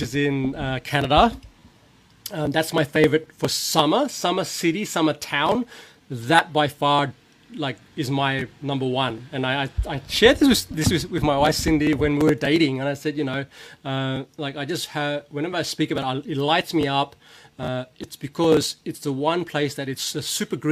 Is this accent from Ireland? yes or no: no; Laos; moved away; I was born in Laos